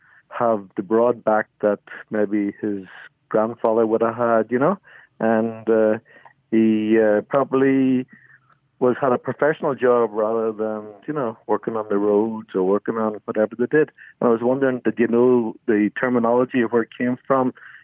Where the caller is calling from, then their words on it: Reno, Nevada, United States; calling from Reno, Nevada.